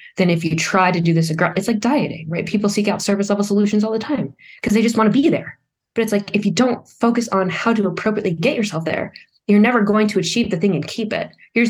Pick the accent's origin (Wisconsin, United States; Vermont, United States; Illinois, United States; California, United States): Vermont, United States; I was from Vermont